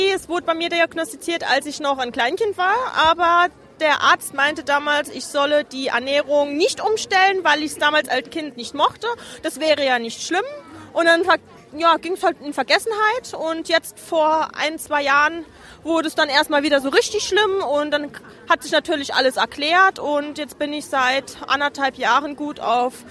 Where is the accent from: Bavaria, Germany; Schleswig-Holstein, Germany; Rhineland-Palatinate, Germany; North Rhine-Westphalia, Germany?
Rhineland-Palatinate, Germany; Kaiserslautern; Ich bin die … und ich komme aus Kaiserslautern.